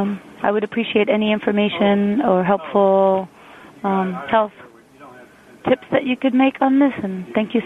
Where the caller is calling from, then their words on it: York, Maine, United States; I'm calling from York, Maine